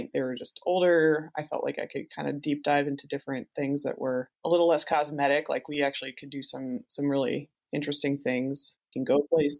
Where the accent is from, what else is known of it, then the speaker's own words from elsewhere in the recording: New Jersey, United States; I grew up in New Jersey